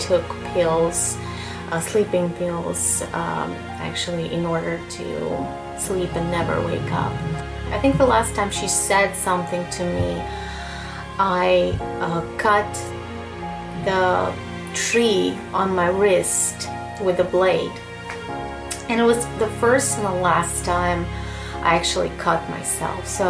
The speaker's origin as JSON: {"language": "English", "country": "Russia", "said": "I'm 30 years old and I'm from Russia."}